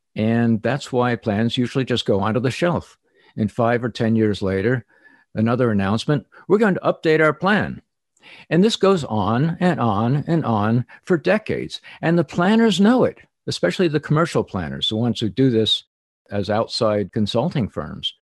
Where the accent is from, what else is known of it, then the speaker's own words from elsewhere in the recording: New Jersey, United States; I grew up in New Jersey